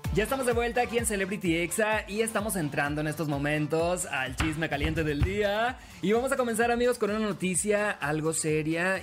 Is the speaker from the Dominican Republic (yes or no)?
no; Sinaloa, Mexico; Soy de Sinaloa